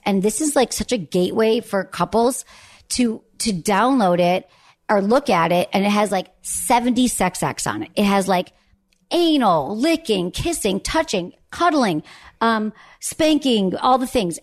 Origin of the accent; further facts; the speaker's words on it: Michigan, United States; I grew up in Michigan